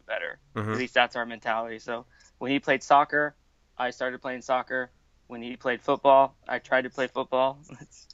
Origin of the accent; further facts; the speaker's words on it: Oregon, United States; also born or lived in Guam / Coquille, Oregon; I was born in Coquille, which is on the coast. So it's about 2 hours south of where I live now, which is basically Eugene, Oregon